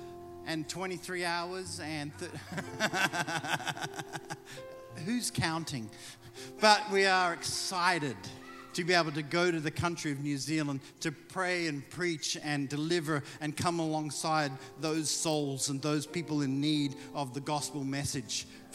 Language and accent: English; Mississippi, United States; accent: Mississippi; You can tell by my thick Mississippi accent that I'm back home.